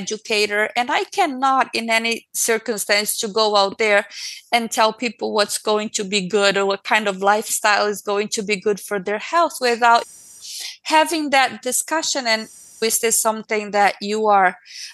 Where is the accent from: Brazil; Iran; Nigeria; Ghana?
Brazil; moved away; I was born in Brazil